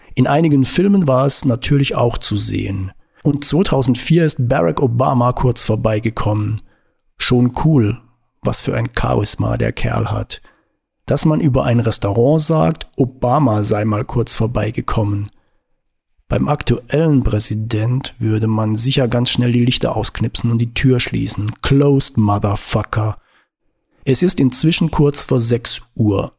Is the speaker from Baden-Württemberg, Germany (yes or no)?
yes; Baden-Württemberg, Germany; Baden? Herrschaften, da komme ich her